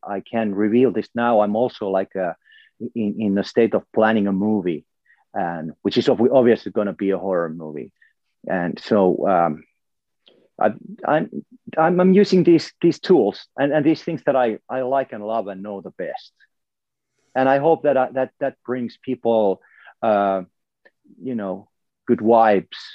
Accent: Finland; I come from Finland, so there's elements from my culture there as well

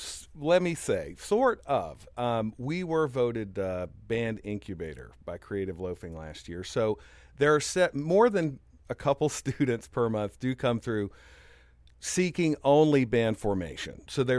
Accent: Tampa, Florida, United States; also born or lived in New York / Raleigh; I was born in New York, and then Dad was an IBM guy, so we moved a bit. We went from New York to Raleigh, and then I went to high school in Tampa.

